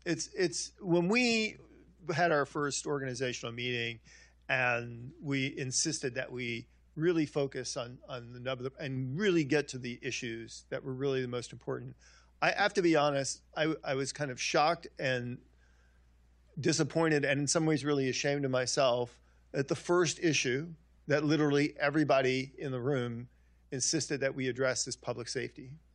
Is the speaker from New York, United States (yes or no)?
yes; Long Island, New York, United States; I'm a Italian kid. I grew up in Long Island